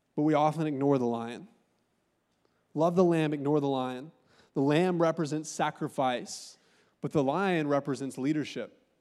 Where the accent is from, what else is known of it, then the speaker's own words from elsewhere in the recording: Augusta, Georgia, United States; moved away; also born or lived in Columbus, Ohio; I'm from Augusta, Georgia, and I got in a little bit of trouble, and my mom got sk-, scared, and she sent me to live with my auntie and uncle in Columbus, Ohio